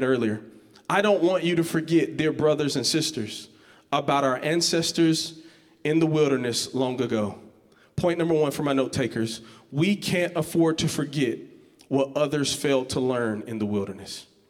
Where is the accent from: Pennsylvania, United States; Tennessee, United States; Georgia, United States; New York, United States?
Georgia, United States; Georgetown; I'm from this place called Georgetown, Georgia